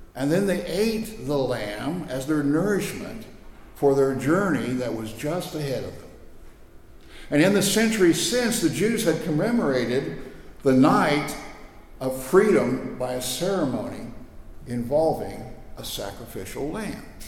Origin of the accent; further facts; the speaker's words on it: Scott City, Kansas, United States; I came from Western Kansas